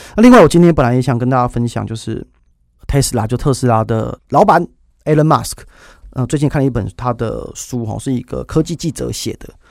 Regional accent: Taiwan; 就是我们台湾人

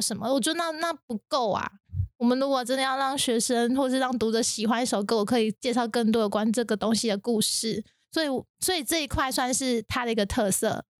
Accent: Taiwan; 跟我们现在台湾，土生土长的台湾是一样的

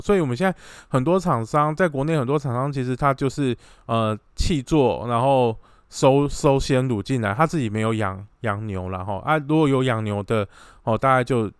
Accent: Taiwan; 我们台湾这边的呃民众

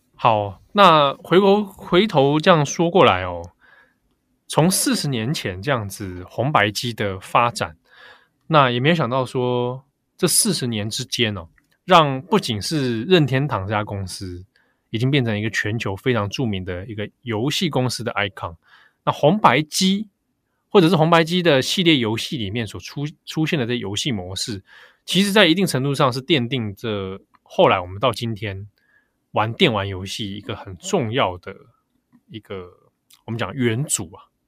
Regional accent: Taipei, Taiwan; 我那时候小时候住在北投啦

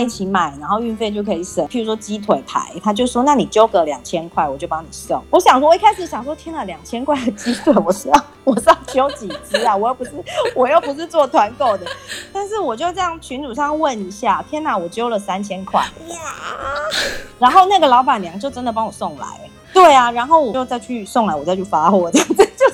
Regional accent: Taiwan; 后来我回台湾之后

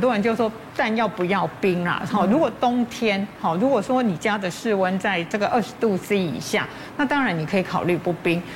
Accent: Taiwan; 我们台湾人一年吃掉米的这个公斤数大概是四十几公斤

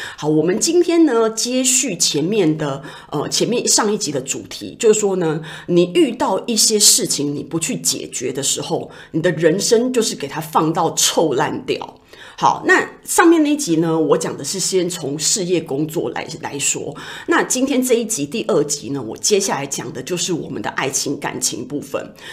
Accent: Taiwan; 我们台湾人

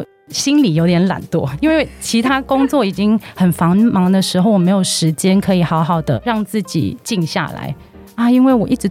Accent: Hong Kong; moved away as an adult; now in Taiwan; 我其实是香港人，我之前在香港珠宝公司做行销创意的工作，然后有七年

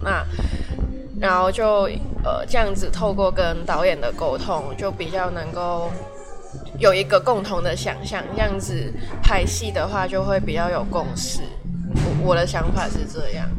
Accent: Hong Kong; moved away; 我是香港人

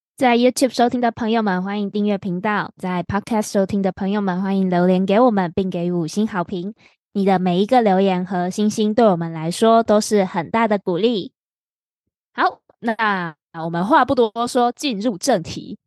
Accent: Taiwan; 我们台湾人

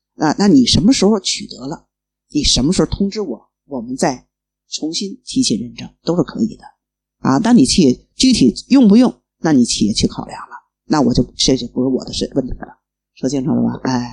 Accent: Beijing, China; 我从北京过来

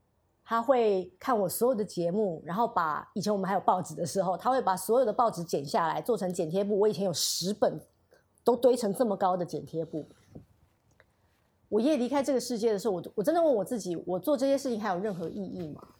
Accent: Taiwan; 我跟我妹妹，我跟我妹妹住台湾。

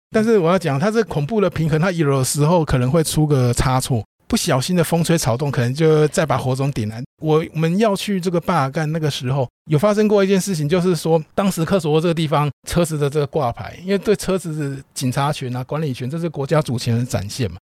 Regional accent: Taiwan; 我们台湾人

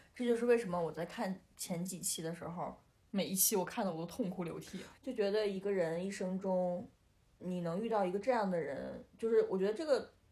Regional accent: Northeast China, China; 我是东北人

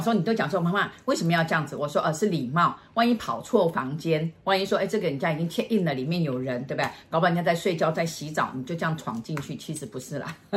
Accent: Taiwan; 我台湾人，我台湾来的

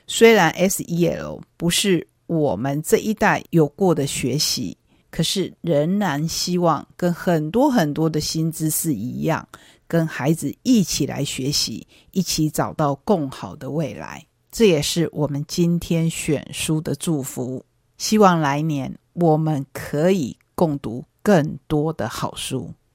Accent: Taiwan; 属于我们台湾人的农历年

